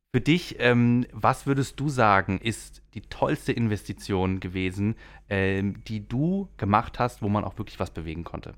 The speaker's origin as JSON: {"language": "German", "area": "the region around Europa-Park", "region": "Baden-Württemberg", "country": "Germany", "said": "ich war natürlich oft auch als Kind hier, ich komme auch aus der Region"}